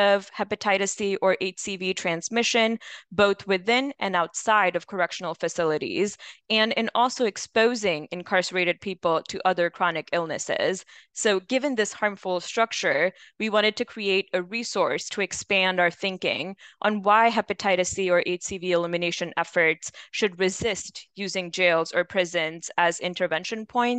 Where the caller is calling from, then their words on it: Nashville, Tennessee, United States; I'm calling today from Nashville, Tennessee.